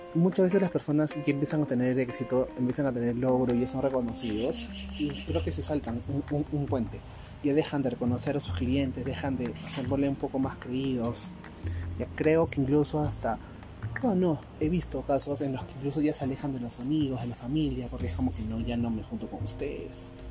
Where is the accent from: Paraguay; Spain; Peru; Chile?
Peru; yo soy peruano